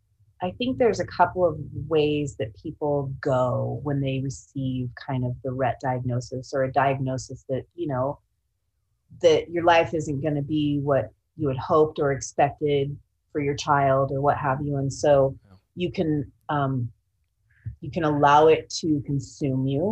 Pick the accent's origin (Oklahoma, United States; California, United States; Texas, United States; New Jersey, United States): California, United States; Sacramento; also born or lived in Central Oregon; now in Seattle, United States; I'm originally from the Sacramento area